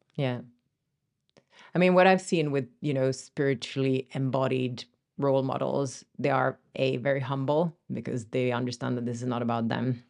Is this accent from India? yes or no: no; France; moved away; also born or lived in Finland; So I'm Finnish originally, but I grew up in France